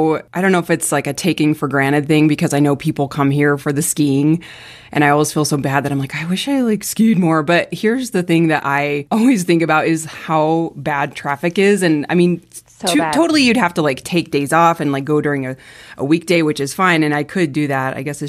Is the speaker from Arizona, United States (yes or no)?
yes; Arizona, United States; growing up in Arizona